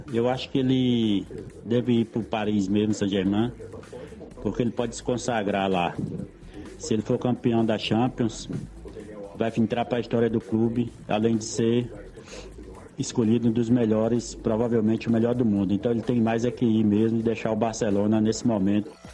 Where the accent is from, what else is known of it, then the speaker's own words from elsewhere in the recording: Ibicaraí, Bahia, Brazil; also born or lived in São Miguel Paulista, São Paulo; now in São Paulo, Brazil; moro em São Miguel Paulista, mas sou da cidade de Ibicaraí, Bahia, sul da Bahia